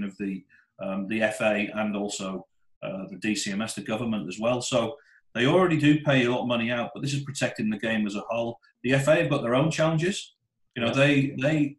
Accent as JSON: {"language": "English", "town": "Middlesbrough", "region": "North East England", "country": "United Kingdom", "tie": "born or raised there", "said": "I grew up in Middlesbrough in the 1970s and 80s"}